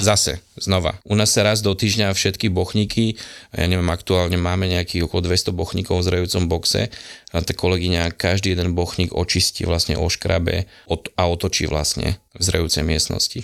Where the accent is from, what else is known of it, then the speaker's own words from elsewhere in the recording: Prievidza, Trenčín Region, Slovakia; vlastne pochádzam od Prievidze